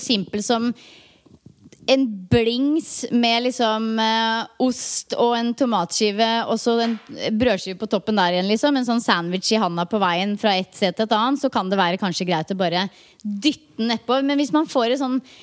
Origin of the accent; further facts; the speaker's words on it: Norway; hjemme i Norge